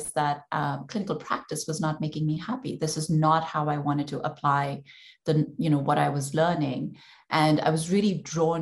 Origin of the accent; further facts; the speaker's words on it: India; moved away; I grew up in India, and like every other Indian girl who did well in school